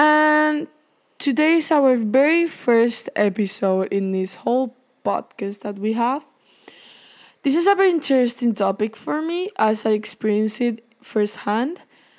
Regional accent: Seville, Andalusia, Spain; English is a second language; also born or lived in Basque Country; So, firstly, I was born in the Basque Country, which is in Spain. I'm a Spanish person, and I don't know if you can tell from my accent, which I don't think I have, but some people say it.

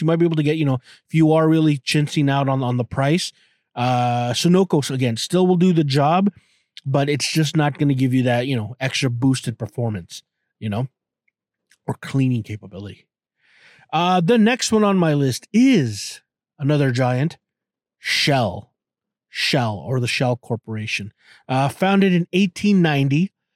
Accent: Canada; I'm a Canadian

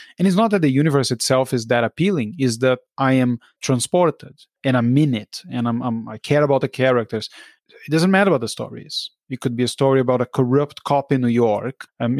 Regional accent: Brazil; moved away; I grew up in Brazil.

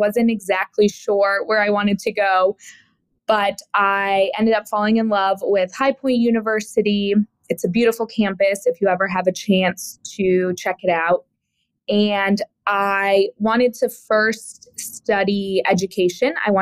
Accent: Woodstock, Illinois, United States; moved away as an adult; also born or lived in High Point, North Carolina / Greensboro, North Carolina / New York City; I grew up in a small town called Woodstock, Illinois

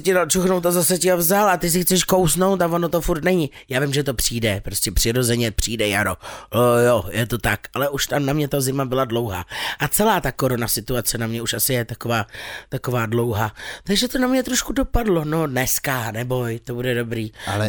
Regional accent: Czechia

